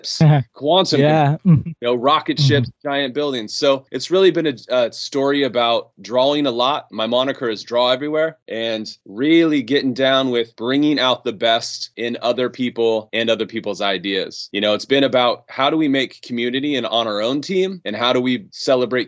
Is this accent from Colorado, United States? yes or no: no; right outside of Yosemite, California, United States; I grew up right outside of Yosemite